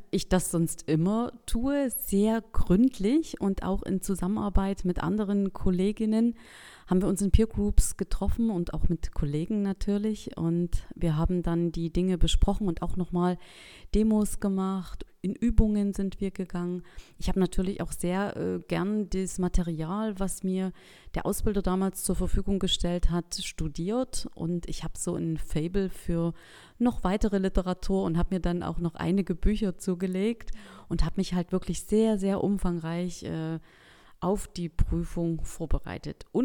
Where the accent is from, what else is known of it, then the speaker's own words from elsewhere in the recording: Geringswalde, Saxony, Germany; ich komme aus Geringswalde, das ist in Mittelsachsen